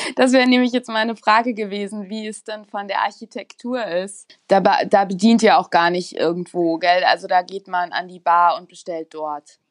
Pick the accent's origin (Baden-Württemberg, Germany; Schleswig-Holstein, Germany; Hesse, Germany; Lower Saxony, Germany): Hesse, Germany; Rhine-Main region; now in Munich, Germany; ich komme aus der Region Rhein-Main